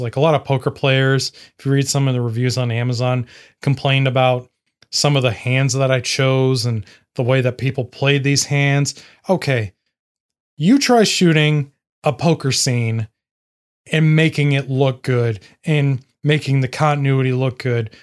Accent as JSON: {"language": "English", "region": "Indiana", "country": "United States", "said": "I'm a nobody from Indiana"}